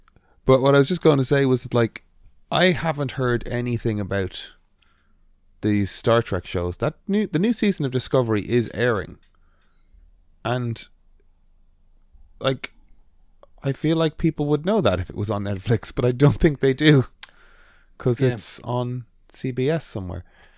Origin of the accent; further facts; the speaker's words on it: Ireland; accent: Irish; This is an Irish accent, I'm Irish.